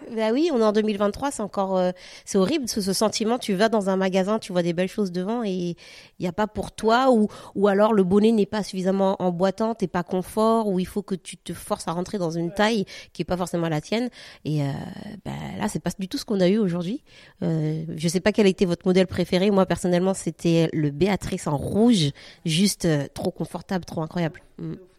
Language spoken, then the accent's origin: French; Guadeloupe; now in France; Moi, je suis euh, caraïbienne, je viens de la Guadeloupe